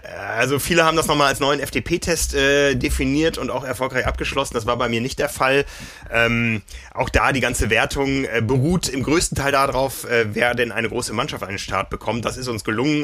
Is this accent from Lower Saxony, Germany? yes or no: yes; Osnabrück, Lower Saxony, Germany; Ich erinnere mich Anfang der 90er in meiner Heimatstadt